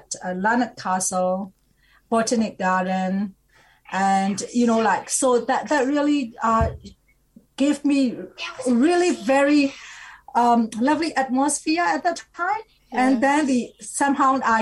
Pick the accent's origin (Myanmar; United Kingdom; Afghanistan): Myanmar; moved away as an adult; also born or lived in Singapore / Australia; now in New Zealand; I'm originally from Burma.